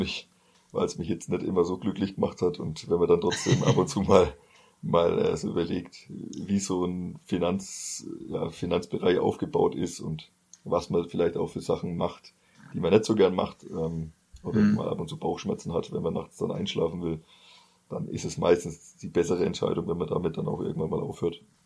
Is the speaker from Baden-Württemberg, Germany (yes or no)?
no; Bamberg district, Bavaria, Germany; Landkreis Bamberg, weil es ja so die Heimat damals dann war